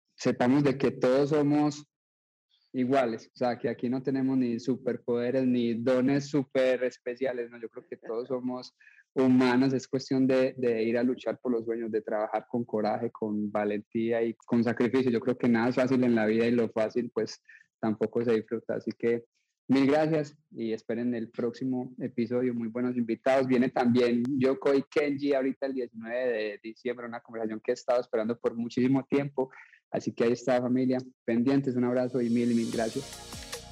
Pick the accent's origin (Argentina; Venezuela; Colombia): Colombia; now in United States